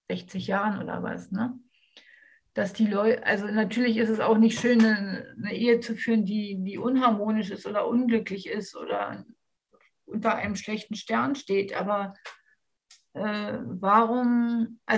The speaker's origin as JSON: {"language": "German", "region": "Berlin", "country": "Germany", "said": "ich komme ja aus Berlin"}